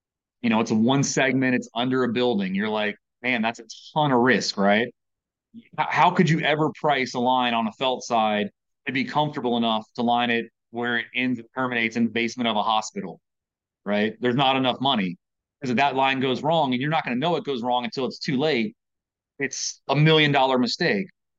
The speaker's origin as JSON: {"language": "English", "region": "Virginia", "country": "United States", "tie": "born or raised there", "moved": "as an adult", "lives_now": "Maryland, United States", "said": "I grew up in Virginia."}